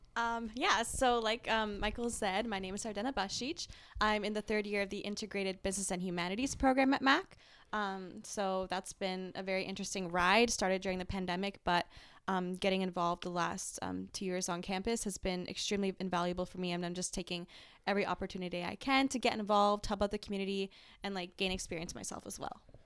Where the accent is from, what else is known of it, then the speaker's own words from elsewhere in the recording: Woodstock, Ontario, Canada; I'm from Woodstock, which is a smaller town, I've been told.